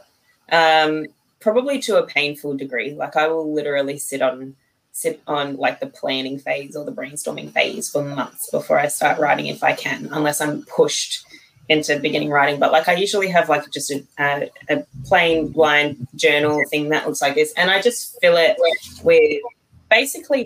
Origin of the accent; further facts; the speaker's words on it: Australia; I'm from Australia